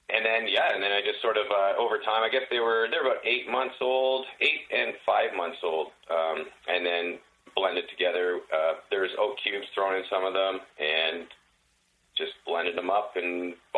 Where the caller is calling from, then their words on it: British Columbia, Canada; I'm in Canada. I'm in British Columbia.